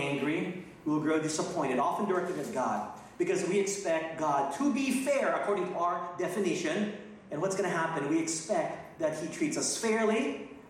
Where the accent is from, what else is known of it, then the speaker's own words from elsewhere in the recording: North Texas, United States; moved away as an adult; also born or lived in Philippines / Asia; I was born in the Philippines, but I grew up in Texas